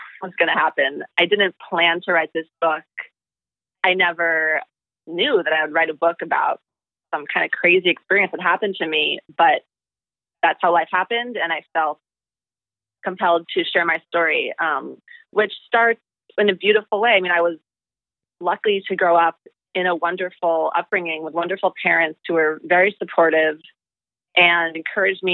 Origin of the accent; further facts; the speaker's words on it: New York City, New York, United States; moved away as an adult; also born or lived in Singapore / Thailand / India / Hawaii; I'm from the heart of New York City. I grew up in city life.